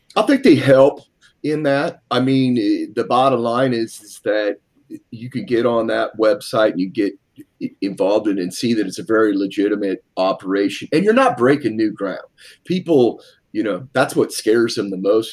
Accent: Seattle, Washington, United States; moved away as an adult; now in East Coast, United States; I'm from Seattle originally

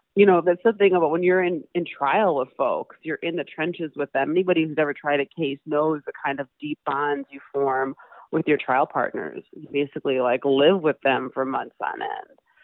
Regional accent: Madison, Wisconsin, United States; I grew up in Madison, Wisconsin. I was born and raised there.

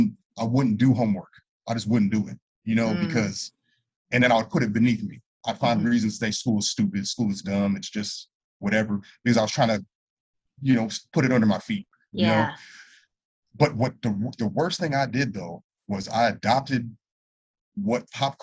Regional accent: Los Angeles, California, United States; also born or lived in Santa Clarita Valley, California; I grew up in San Fernando Valley. I was born in San Fernando Valley, went to elementary school.

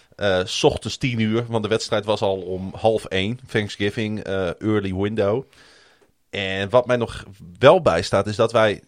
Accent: Groningen, Netherlands; ik ben natuurlijk geboren en getogen in Groningen

